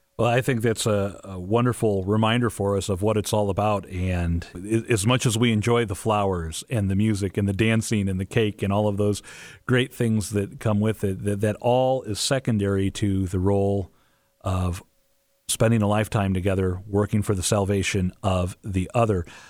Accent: St. Louis, Missouri, United States; we grew up in Saint Louis. We still live in Saint Louis

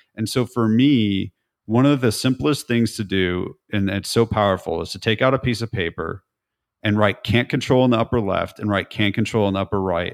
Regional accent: California, United States; moved away as an adult; now in Nashville, United States; I'm from California, but I've spent the last seventeen years in Nashville.

